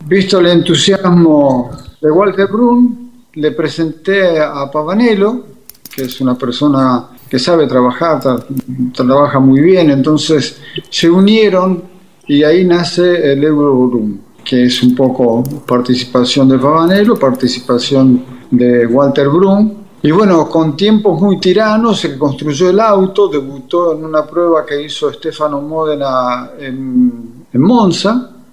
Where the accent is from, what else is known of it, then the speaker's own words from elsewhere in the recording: Argentina; soy argentino